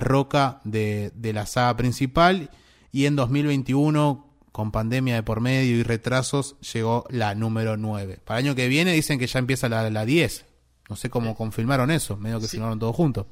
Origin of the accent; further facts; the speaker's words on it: Argentina; de donde somos nosotros, de Argentina